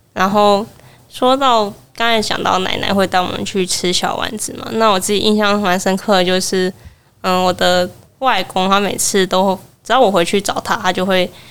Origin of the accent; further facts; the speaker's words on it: Kaohsiung, Taiwan; moved away; 我是高雄人，然后今年满二十了，然后目前在外地念书这样